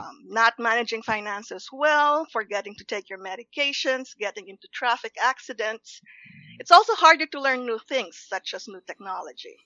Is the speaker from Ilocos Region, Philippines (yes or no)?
no; Los Baños, Calabarzon, Philippines; moved away; I grew up in the Philippines. It's a college town called Los Baños